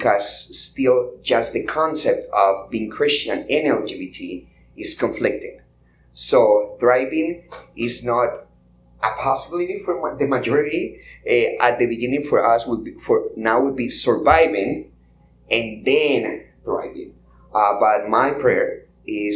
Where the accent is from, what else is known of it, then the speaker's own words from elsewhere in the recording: Colombia; English is a second language; now in United States; I grew up in Colombia